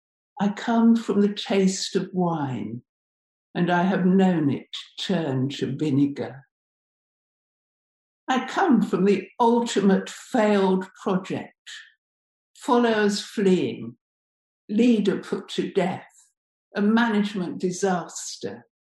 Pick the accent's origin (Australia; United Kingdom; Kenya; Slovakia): United Kingdom; Bradford, Yorkshire and the Humber; I come from Bradford. I come from the grit and courage of its people.